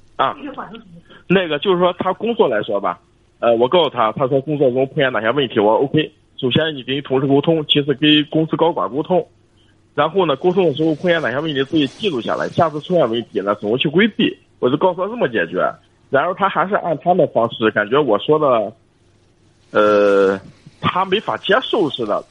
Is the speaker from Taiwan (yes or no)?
no; Jinan, Shandong, China; 我是济南的